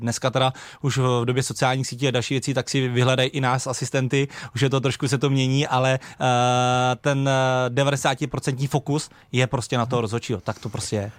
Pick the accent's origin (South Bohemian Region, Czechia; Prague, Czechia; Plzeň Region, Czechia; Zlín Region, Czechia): Plzeň Region, Czechia; u nás na Plzni na jihu, eh, kde jsem začínal